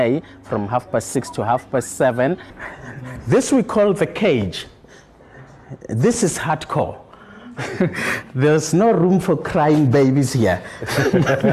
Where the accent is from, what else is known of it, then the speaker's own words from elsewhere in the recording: Tembisa, Gauteng, South Africa; also born or lived in Edenvale; I was born in Edenvale in 1963. And then we moved from Edenvale to Tembisa. I've been when I was like 2-3 years old, and I've been here for since ever